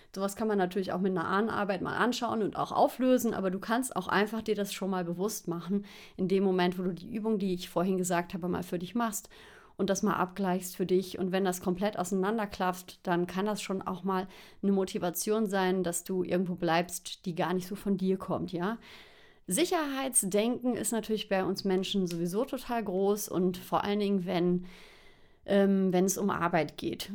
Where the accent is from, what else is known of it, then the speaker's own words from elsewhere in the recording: Xanten, North Rhine-Westphalia, Germany; moved away as an adult; also born or lived in Cologne; now in Lenggries, Germany; Ich bin in Xanten groß geworden. Da habe ich gewohnt, bis ich 19 war.